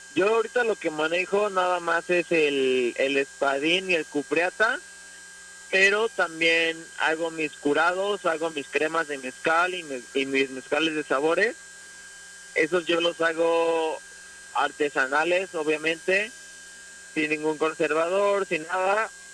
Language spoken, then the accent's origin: Spanish; Mexico; como mexicanos